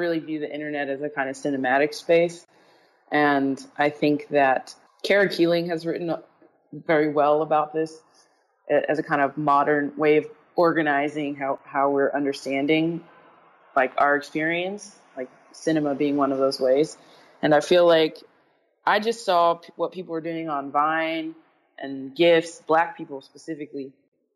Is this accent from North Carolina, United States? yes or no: no; Los Angeles, California, United States; I grew up in Los Angeles